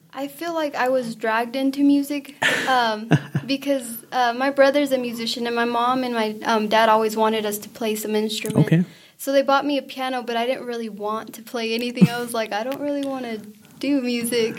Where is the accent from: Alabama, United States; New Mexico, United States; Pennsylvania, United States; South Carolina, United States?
New Mexico, United States; Hobbs; first language Spanish; English is a second language; I'm from Hobbs, New Mexico, which is just um, four hours away